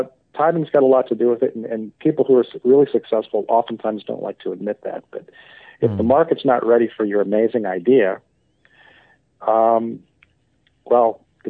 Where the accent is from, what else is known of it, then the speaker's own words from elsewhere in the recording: United States; I say that as an American